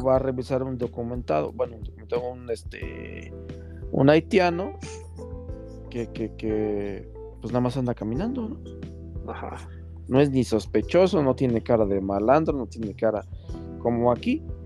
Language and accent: Spanish; Mexico; also born or lived in Tláhuac, Mexico City; Como mexicano